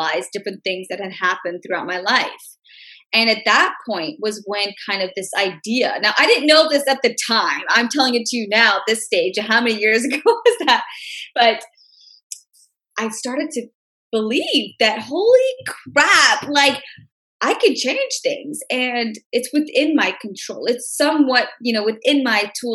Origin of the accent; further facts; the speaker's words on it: Memphis, Tennessee, United States; I'm from Memphis, Tennessee, born, raised, grew up there all my life